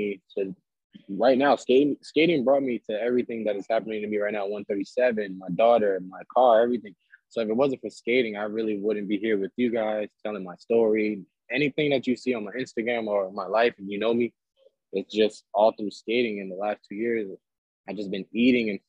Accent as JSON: {"language": "English", "town": "New York City", "region": "New York", "country": "United States", "tie": "born or raised there", "also_born_or_lived": "Brooklyn", "said": "I'm born and raised in the Bronx, but I stay out in Lower East Side of Brooklyn."}